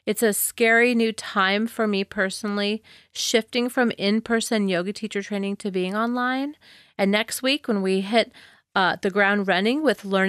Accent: Southern California, United States; I'm a kid from Southern California

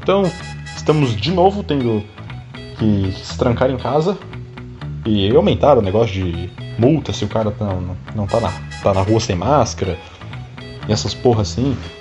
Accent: Florianópolis, Santa Catarina, Brazil; eu sou de Florianópolis

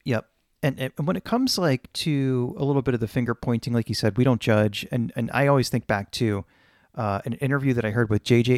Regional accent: Poland; moved away; where I was born in Poland

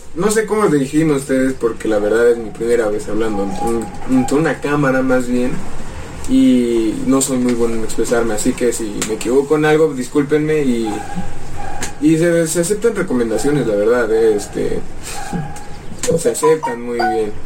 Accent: Mexico City, Mexico; also born or lived in Tlaxcala; Nacimos acá, pero vivimos nueve años allá.

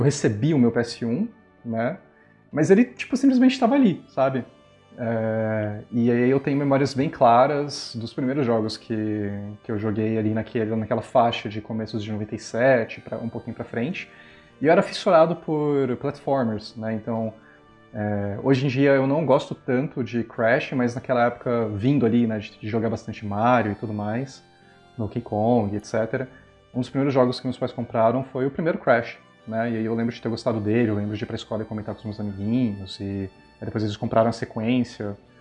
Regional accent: São Paulo, Brazil; Eu sou daqui de São Paulo

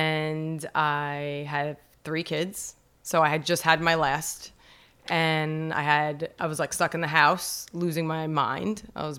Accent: Brooklyn, New York, United States; also born or lived in New Jersey; I did dance when I was growing up in Brooklyn. And then we moved to Jersey and we didn't do anything.

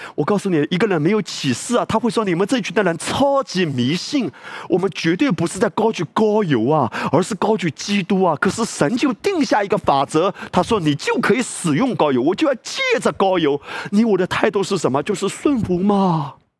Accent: China

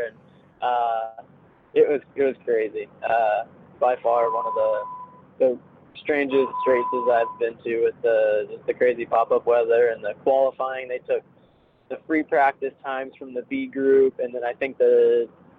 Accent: St. Louis, Missouri, United States; I'm from St. Louis, Missouri, so it's actually kind of in the middle

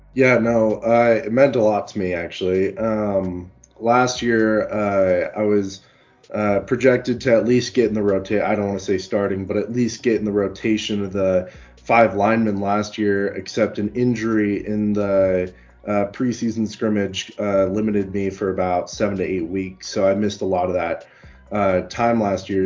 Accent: Colorado, United States; I've been born and raised in Colorado

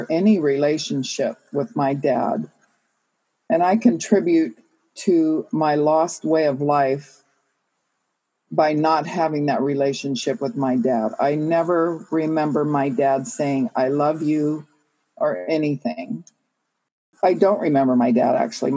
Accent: California, United States; I was born in California, born and raised here

